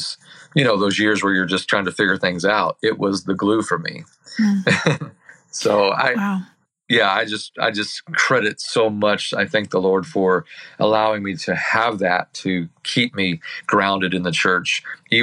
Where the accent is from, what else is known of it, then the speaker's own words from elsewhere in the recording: Herrin, Illinois, United States; also born or lived in Centralia, Illinois; I grew up in Illinois, Southern Illinois to be exact, in a little town called Herron, Illinois